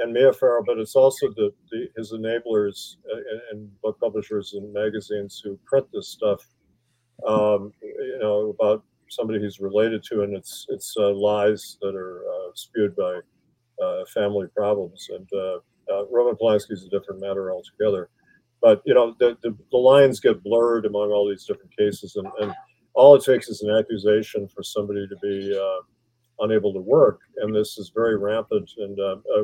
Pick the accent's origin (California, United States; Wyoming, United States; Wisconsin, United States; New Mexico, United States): Wisconsin, United States; Milwaukee; moved away; I'm from Wisconsin